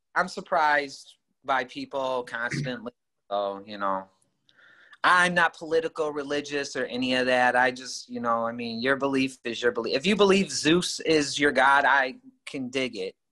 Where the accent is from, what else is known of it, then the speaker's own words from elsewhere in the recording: Rockford, Illinois, United States; I grew up originally in Rockford, and uh, in about the late '80s, I moved to this particular neighborhood